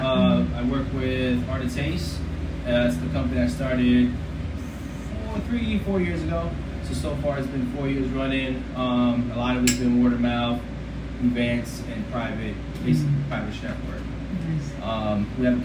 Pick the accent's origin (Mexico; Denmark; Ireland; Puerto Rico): Puerto Rico; moved away; I grew up in Puerto Rico, so a lot of my skills came from grandma